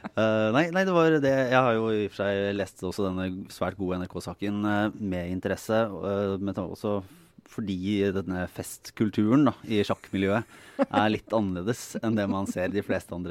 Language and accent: Norwegian; Bergen, Vestland, Norway; Den harde, harde bergensmiljøet. Jeg sto på et busskur der jeg vokste opp.